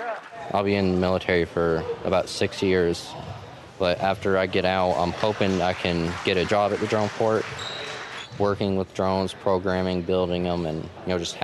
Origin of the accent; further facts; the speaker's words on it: Owsley County, Kentucky, United States; I'm in 11th grade and I'm from Owsley County.